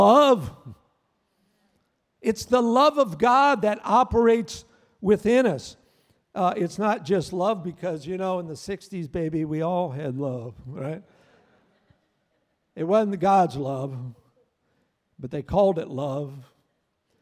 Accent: Crown Point, Indiana, United States; I was raised up in Northwest Indiana. I was raised in the Crown Point area

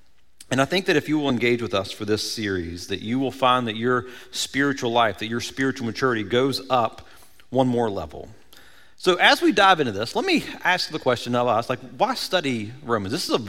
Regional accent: Cross Lanes, West Virginia, United States; When I was growing up, I grew up in Cross Lanes and spent my whole summer pretty much at the local swimming pool.

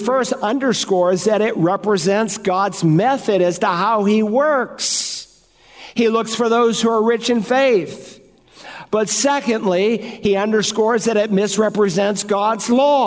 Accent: Worcester, Massachusetts, United States; a little town called Worcester, Massachusetts, where I am from

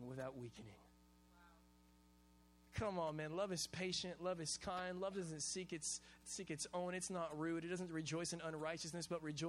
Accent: Hawaii, United States; I'm Hawaiian and we eat rice with every single meal

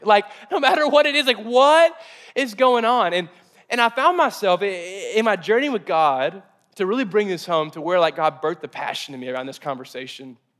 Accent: Mayfield, Kentucky, United States; I grew up in Mayfield, Kentucky, and, and kind of the south, the south portion of America.

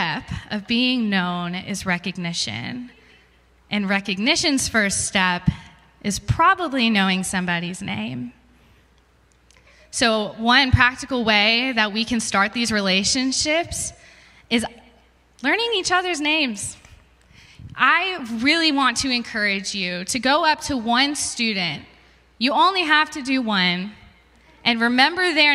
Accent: San Jose, California, United States; moved away; I'm from San Jose, California, and I'm a junior at ACU.

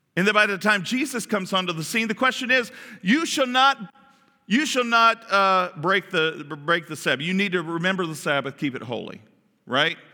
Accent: Kentucky, United States; I'm from Kentucky

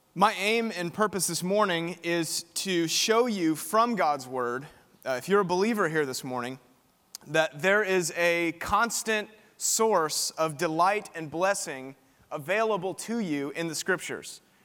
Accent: Spring, Texas, United States; now in Austin, United States; I'm from just down the road in Spring, Texas. I went to Klein High School

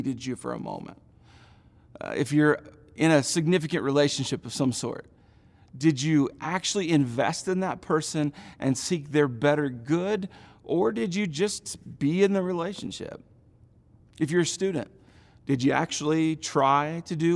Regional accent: Indiana, United States; from middle school through college, I grew up in Indiana

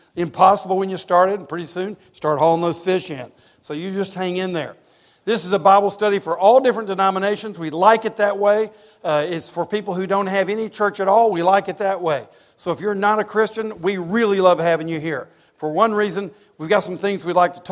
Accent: East Tennessee, United States; I grew up in East Tennessee going to UT games

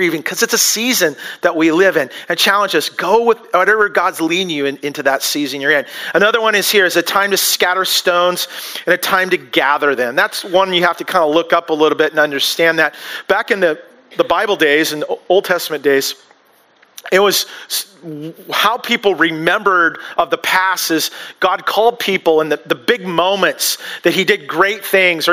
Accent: United States; we as American culture

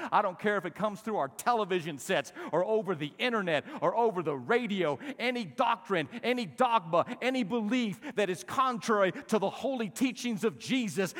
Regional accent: Albuquerque, New Mexico, United States; at the age of seventeen, a senior at Manzano High School in Albuquerque

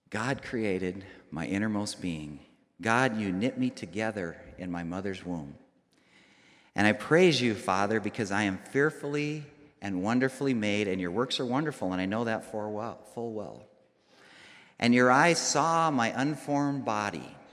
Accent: Rapid City, South Dakota, United States; I grew up here, I grew up in Rapid City.

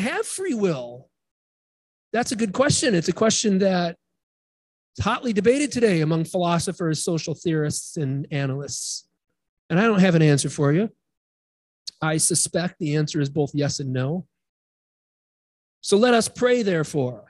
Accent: Midwest, United States; moved away; I grew up in the Midwest

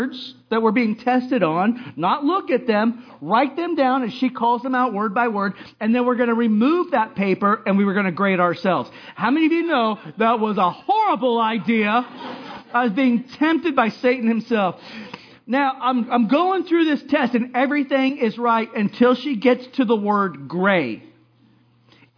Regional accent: Hawaii, United States; I growing up in Hawaii

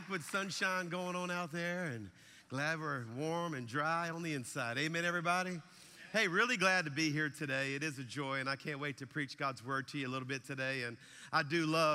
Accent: South Louisiana, United States; now in Alabama, United States; our church is in Alabama, but I'm a Cajun from South Louisiana

